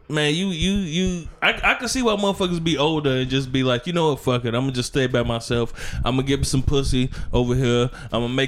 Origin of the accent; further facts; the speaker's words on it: Indianapolis, Indiana, United States; Bitch, I'm from Indianapolis